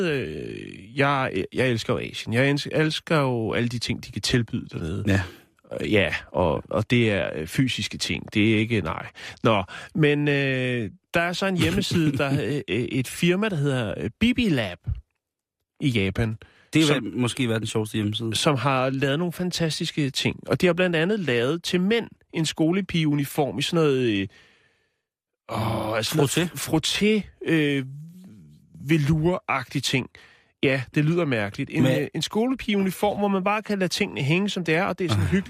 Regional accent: Gentofte, Capital Region of Denmark, Denmark; born there; født på Gentofte, men så... oh, men stadigvæk Jean Toft, og det er så pænt.

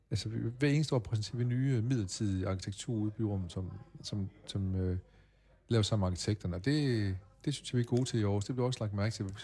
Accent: Åbyhøj, Central Denmark Region, Denmark; born there; Ja, jeg er født i Åbehøj, 4 km hjemme

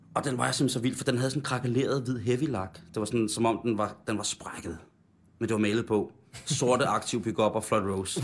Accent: Roskilde, Zealand, Denmark; jeg startede på nylonstrengen i den lokale musikskole Roskilde

